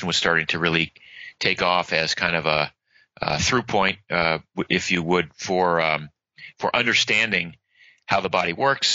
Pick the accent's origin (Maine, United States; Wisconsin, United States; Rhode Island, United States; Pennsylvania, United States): Maine, United States; now in Florida, United States; I grew up in Maine